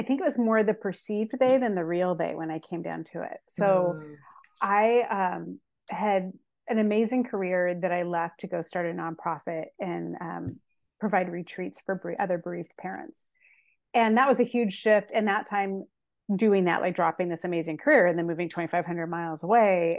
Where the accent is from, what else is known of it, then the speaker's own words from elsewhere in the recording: Seattle, Washington, United States; also born or lived in Santa Cruz, California / Boise, Idaho / Kauai, Hawaii; now in Portland, United States; I was born in Portland, raised in Seattle, lived in near Santa Cruz, and then I lived in Idaho, and then I moved over to Kauai.